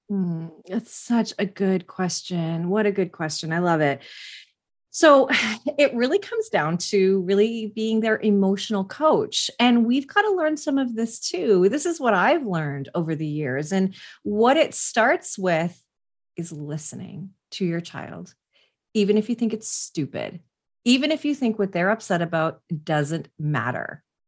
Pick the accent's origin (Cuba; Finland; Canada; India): Canada; West Coast; I'm Canadian and, uh, from the West Coast